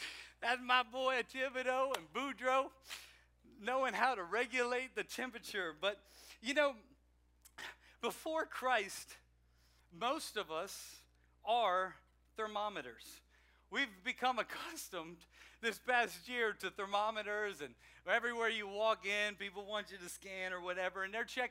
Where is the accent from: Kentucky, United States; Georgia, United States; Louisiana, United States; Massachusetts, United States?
Louisiana, United States; South; now in Maryland, United States; I'm from South Louisiana. I'm from Cajunville